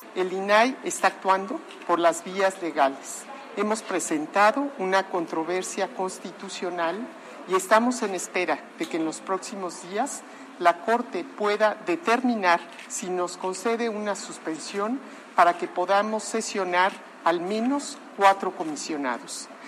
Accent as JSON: {"language": "Spanish", "town": "Tepeyahualco", "region": "Puebla", "country": "Mexico", "tie": "born or raised there", "said": "mi pueblo, Tepeyahualco, que es chiquitito"}